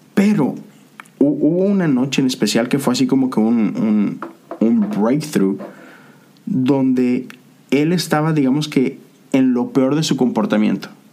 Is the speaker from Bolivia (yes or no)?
no; Monterrey, Nuevo León, Mexico; now in United States; en la ciudad de donde yo soy, o eres tigre o, rayado